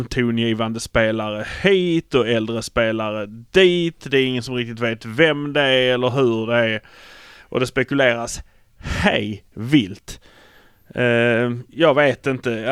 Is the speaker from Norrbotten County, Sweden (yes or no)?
no; Malmö, Skåne, Sweden; vi är från Malmö